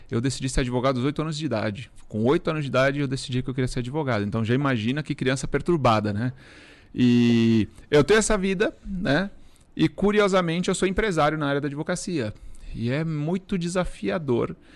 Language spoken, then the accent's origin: Portuguese; Uruguay; Portuguese is a second language; now in Brazil; eu sou estrangeiro. Muitas pessoas não sabem, eu sou, sou uruguaio. Uruguaio. Né? Então eu costumo falar que eu sou de uma família pobre de um país pobre.